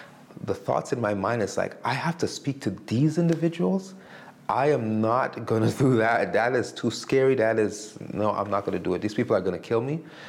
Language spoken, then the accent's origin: English; Montreal, Quebec, Canada; now in Winnipeg, Canada; Well, I'm originally from Montreal, Quebec, where I met my wife, and we have three children, and we now live in Winnipeg, Manitoba.